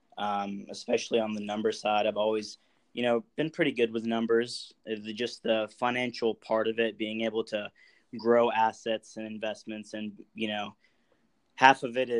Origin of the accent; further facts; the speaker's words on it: California, United States; I was born in California